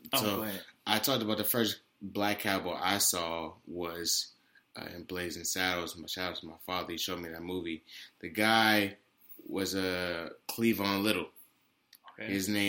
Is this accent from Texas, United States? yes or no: no; Arkansas, United States; I'm from Arkansas.